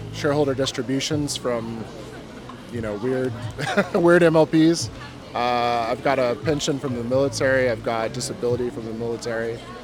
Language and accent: English; Alaska, United States; born there; also born or lived in Hawaii; I was born in Alaska, USA, and I lived in Hawaii before I went nomadic.